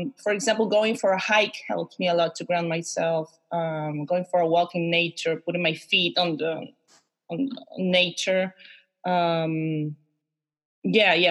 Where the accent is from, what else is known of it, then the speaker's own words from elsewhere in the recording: Concepción, Biobío, Chile; I am a Chilean woman, born and raised in Concepcion, in the south of Chile.